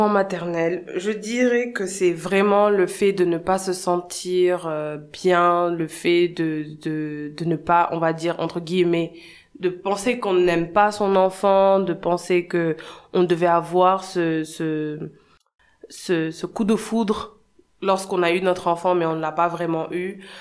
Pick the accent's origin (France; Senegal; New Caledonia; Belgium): Senegal; also born or lived in United States; je suis née et j'ai grandi au Sénégal. J'ai eu mon bac euh, en 2011, puis je suis allée aux États-Unis étudier pendant 5 ans. Ensuite, je suis revenue